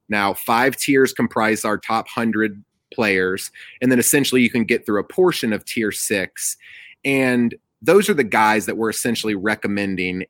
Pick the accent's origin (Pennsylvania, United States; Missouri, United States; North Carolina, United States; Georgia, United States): Georgia, United States; Atlanta; I'm from the Atlanta area